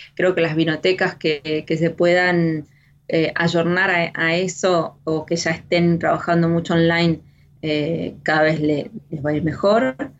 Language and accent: Spanish; Argentina; moved away as an adult; now in France